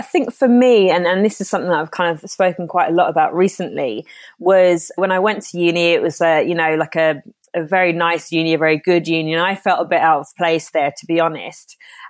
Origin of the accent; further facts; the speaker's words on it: Ireland; Yeah, see, I'm half Irish, half Jamaican. I lived in Ireland. I was born in Ireland, hence me still pronouncing my R's and sounding like I'm from the West Country.